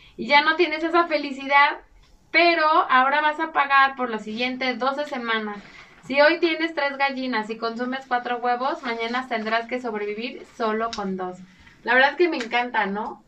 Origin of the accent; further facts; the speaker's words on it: Mexico; utilizamos los mexicanos